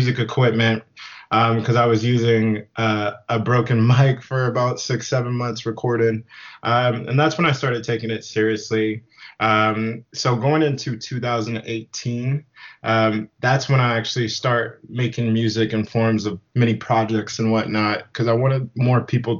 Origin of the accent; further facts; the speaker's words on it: Whidbey Island, Washington, United States; also born or lived in Memphis, Tennessee; now in Seattle, United States; we had grandparents that lived in Whidbey Island of Washington, which is like a small island. So moved down there when I was 9, went to high school on the island